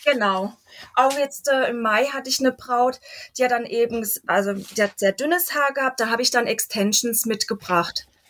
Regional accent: Waldkirch, Baden-Württemberg, Germany; moved away as an adult; now in Elzach, Germany; Ich komme gebürtig aus Waldkirch, lebe aber in Elsach, weil mein Mann daherkommt

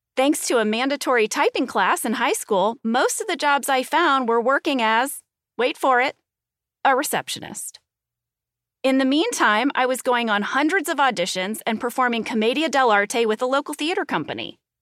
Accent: St. Louis, Missouri, United States; moved away as an adult; I grew up in Saint Louis, Missouri

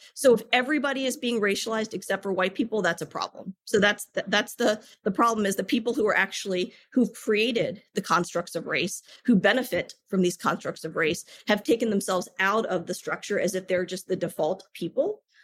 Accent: United States; a South Asian woman born and raised in the United States of America

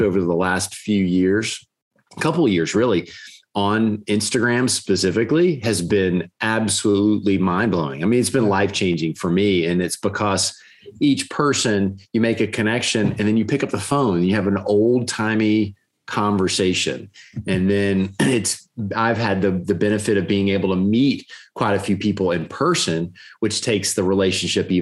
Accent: Gainesville, Florida, United States; growing up in Gainesville, that's where I grew up

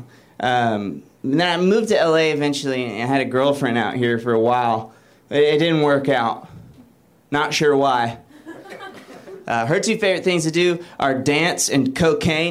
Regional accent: Alabama, United States; I'm from Alabama

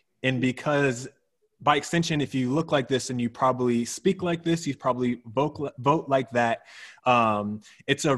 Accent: United States; first language English; We're both Black Americans.

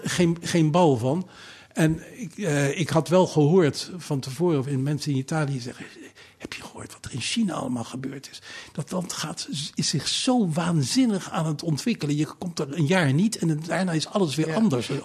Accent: Wassenaar, South Holland, Netherlands; also born or lived in The Hague / Leiden; Ik ben geboren in, in, in Den Haag en eh, eh, op, op, op, eh, zesjarige leeftijd verhuisd naar Wassenaar. Wassenaar dorp hoor

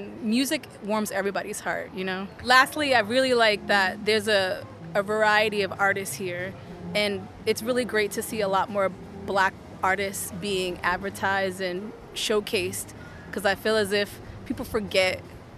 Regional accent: Boston, Massachusetts, United States; We're from Boston, Massachusetts.

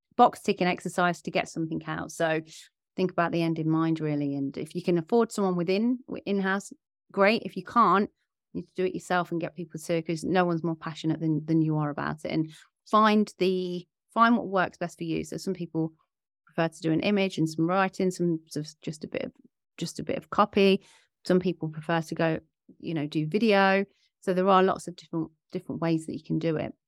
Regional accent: Leicester, East Midlands, United Kingdom; my hometown, Leicester

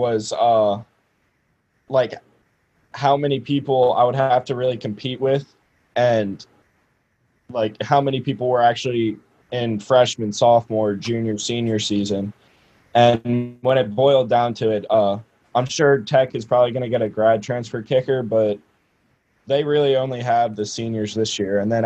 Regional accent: Richmond, Virginia, United States; I'm from Richmond, Virginia

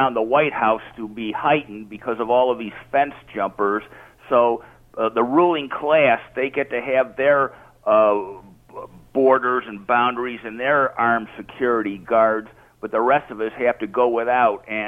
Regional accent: United States; also born or lived in Rochester, New York; I am American

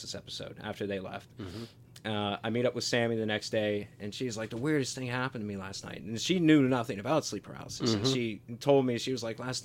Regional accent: Pittsburgh, Pennsylvania, United States; I'm from Pittsburgh

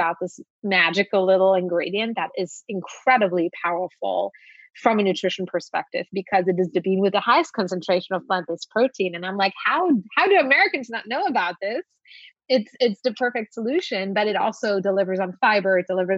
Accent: Luxembourg; moved away as an adult; now in United States; I grew up in Luxembourg.

